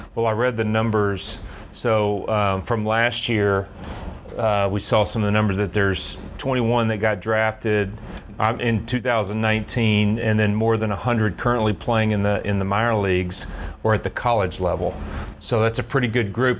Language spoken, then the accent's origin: English; Knoxville, Tennessee, United States; now in Atlanta, United States; I grew up in Knoxville.